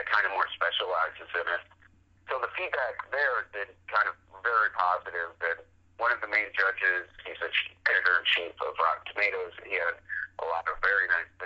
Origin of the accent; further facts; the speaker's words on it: Westchester, New York, United States; moved away as an adult; now in Los Angeles, United States; I was born in New York City, and then I grew up in Westchester